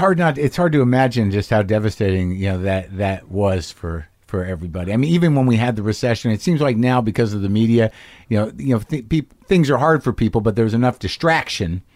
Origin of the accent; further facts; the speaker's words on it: Albuquerque, New Mexico, United States; moved away; I'll be in Albuquerque, New Mexico, my hometown